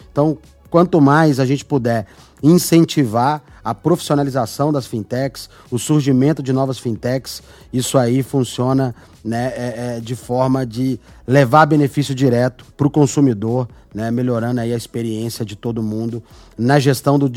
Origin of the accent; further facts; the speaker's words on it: Belo Horizonte, Minas Gerais, Brazil; Sou mineiro, sou de BH. Sou do interior de Minas, mas fui criado em BH.